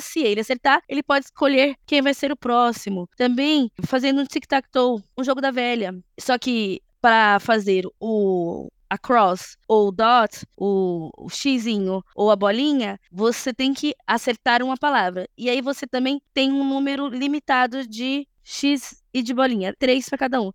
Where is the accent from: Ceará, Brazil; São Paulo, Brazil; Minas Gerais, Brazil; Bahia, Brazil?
São Paulo, Brazil; sou da periferia de São Paulo